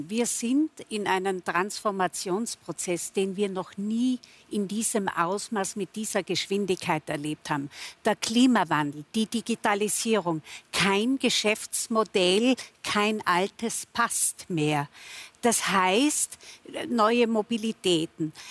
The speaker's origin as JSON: {"language": "German", "region": "Tyrol", "country": "Austria", "said": "wir in Tirol sagt unser Landeshauptmann, ich bin Tirolerin"}